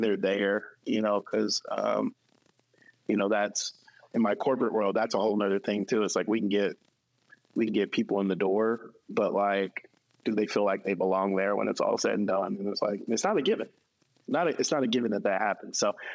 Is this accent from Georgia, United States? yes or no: yes; North Fulton County, Georgia, United States; born or raised there; also born or lived in South Central Los Angeles, California